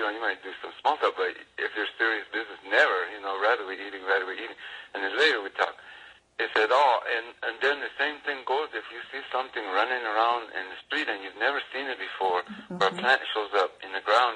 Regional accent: New Mexico, United States; moved away as an adult; also born or lived in Santiago Atitlan, Guatemala; I grew up in New Mexico

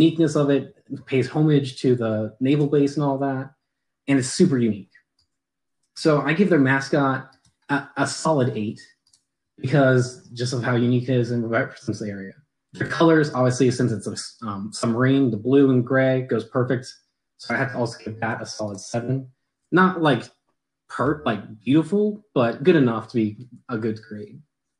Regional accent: Virginia, United States; I'm from Virginia

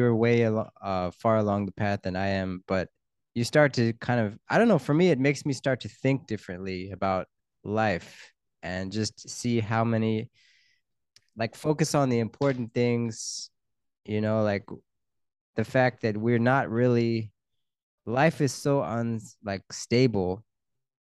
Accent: Pennsylvania, United States; we're both from Pennsylvania

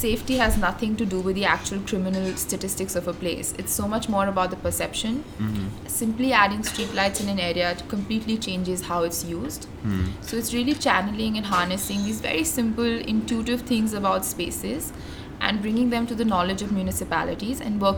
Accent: New Delhi, Delhi, India; also born or lived in Texas / Denmark; Born and raised in New Delhi, studied in Texas at Rice

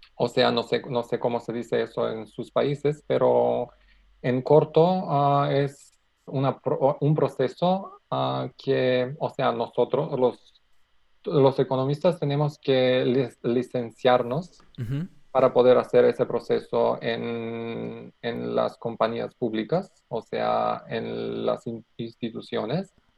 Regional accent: North Macedonia; Spanish is a second language; soy de Macedonia, estoy trabajando en Macedonia

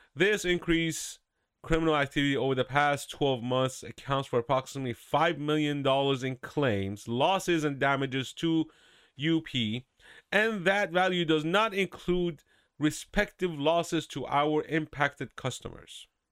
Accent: California, United States; moved away; I'm from California. I lived there for about fifteen years, and, uh, thank God I left in two thousand eight.

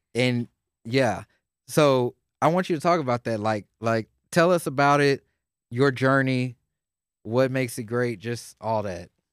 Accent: Houston, Texas, United States; I grew up in Houston

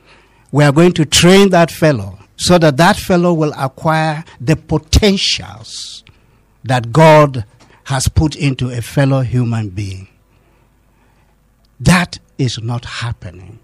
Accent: Kaduna State, Nigeria; I'm part of Southern Kaduna. I'm from Southern Kaduna.

